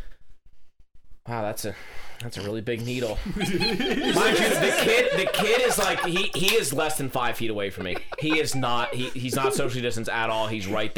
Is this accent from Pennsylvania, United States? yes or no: yes; Philadelphia, Pennsylvania, United States; I'm from Pennsylvania. I'm from Philly